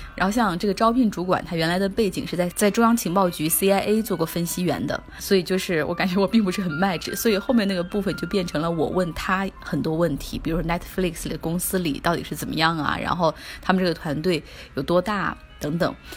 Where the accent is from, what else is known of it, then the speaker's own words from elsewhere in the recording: China; 我们中国人